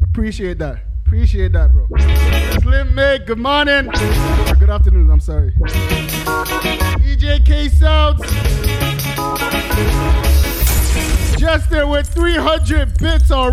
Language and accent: English; Toronto, Ontario, Canada; I'm from Toronto, Canada